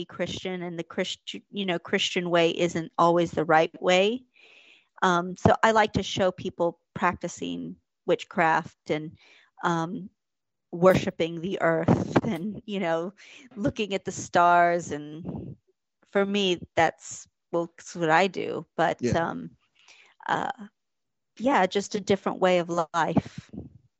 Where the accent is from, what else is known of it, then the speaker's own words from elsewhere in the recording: San Antonio, Texas, United States; moved away as an adult; now in London, United Kingdom; I'm from San Antonio, so it's predominantly it's like a huge Latino community